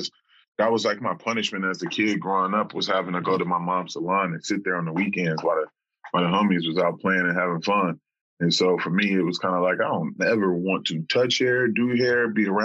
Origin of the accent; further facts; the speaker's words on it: Lakewood, California, United States; moved away as an adult; also born or lived in Long Beach, California; now in Dallas, United States; I grew up in California, a city called Lakewood. It's right next to Long Beach, California